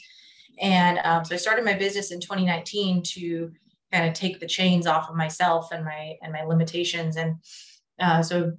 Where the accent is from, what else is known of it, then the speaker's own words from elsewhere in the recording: Central Valley, California, United States; also born or lived in San Diego, California; I grew up here in California in the Central Valley